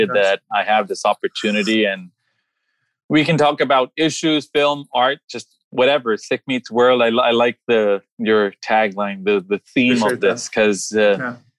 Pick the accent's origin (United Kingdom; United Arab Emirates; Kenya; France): United Arab Emirates; Dubai; also born or lived in Bombay, India / New Delhi, India; now in Maryland, United States; I was born in Bombay. I moved to New Delhi when I was a little kid. Age 3, we moved to Dubai. We were raised in Dubai. Gulf War happened. We came over here.